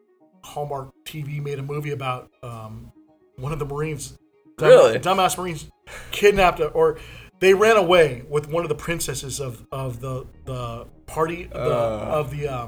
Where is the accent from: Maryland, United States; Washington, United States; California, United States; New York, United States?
California, United States; Vacaville; I was a group home kid before that. I grew up on Midway Road in a group home. Since the day I was 10, I ran away from there when I was 16. I lived in miscellaneous families here in Vacaville.